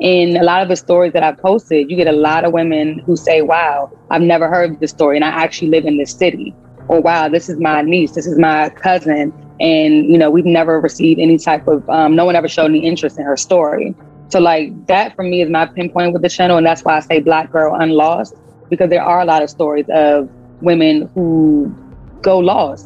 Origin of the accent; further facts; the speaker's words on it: Washington, District of Columbia, United States; also born or lived in Prince George's County, Maryland; I was raised early on in the DC area, and then I moved to PG. So a little bit of both, DC, PG